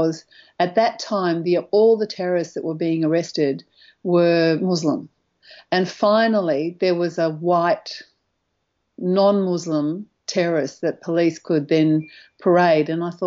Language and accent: English; Australia; as an Australian